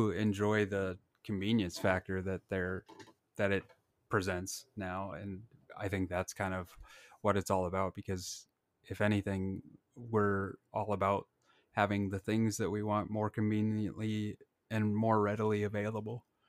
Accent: Blair, Nebraska, United States; my hometown Blair

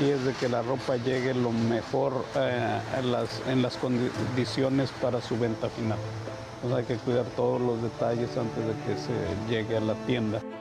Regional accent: Mexico; moved away as an adult; somos muy necios en nosotros como mexicanos, en mi caso.

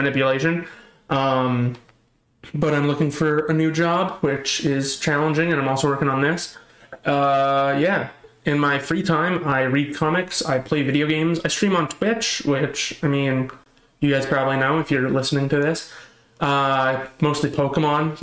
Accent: Canada; I have been born and raised in Canada, in a town in Canada, and I lived in that same town in Canada until I moved out of it, like 6 months ago

